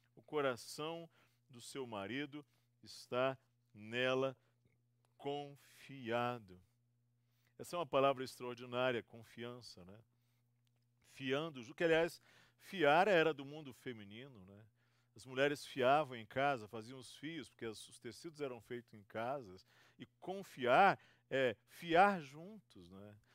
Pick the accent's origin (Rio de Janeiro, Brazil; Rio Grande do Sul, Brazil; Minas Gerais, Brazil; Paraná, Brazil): Rio de Janeiro, Brazil; also born or lived in Espírito Santo; now in São Paulo, Brazil; Eu sou fluminense, tenho uma, eh, sou do estado do Rio